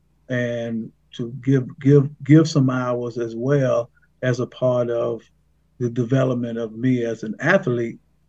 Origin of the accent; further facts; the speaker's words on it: Brownsville, Tennessee, United States; I'm actually in Haywood County. I am born and raised in the same county that I now live and work in.